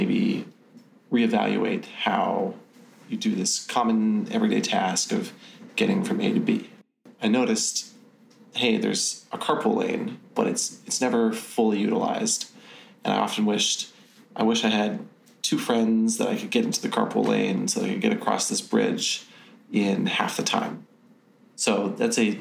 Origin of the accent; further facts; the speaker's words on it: California, United States; Growing up in California